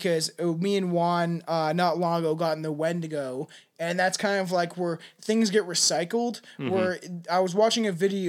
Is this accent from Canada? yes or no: yes; Canada; I'm from Canada.